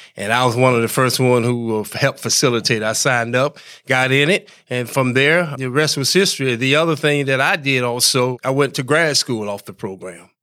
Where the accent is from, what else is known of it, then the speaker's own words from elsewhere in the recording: Hamlet, North Carolina, United States; moved away as an adult; also born or lived in New York; I'm from North Carolina, Larry, originally, a little town called Hamlet, North Carolina.